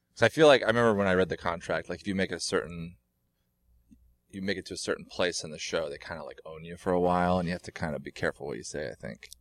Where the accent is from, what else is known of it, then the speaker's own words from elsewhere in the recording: Oregon, United States; moved away as an adult; now in Los Angeles, United States; I grew up in Oregon